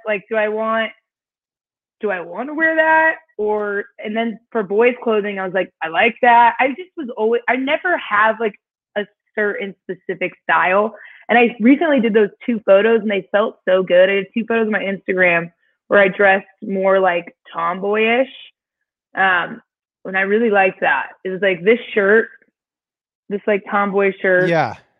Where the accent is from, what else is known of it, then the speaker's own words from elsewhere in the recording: Indiana, United States; moved away; I was born and raised in Indiana